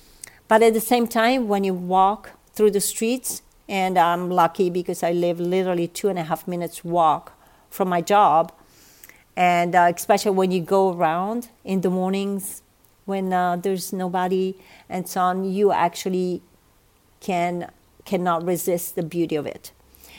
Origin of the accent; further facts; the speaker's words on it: South, Italy; English is a second language; I am a woman from the South.